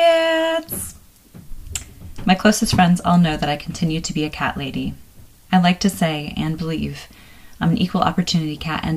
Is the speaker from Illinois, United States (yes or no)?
yes; Chicago, Illinois, United States; accent: Chicago; my little Chicago accent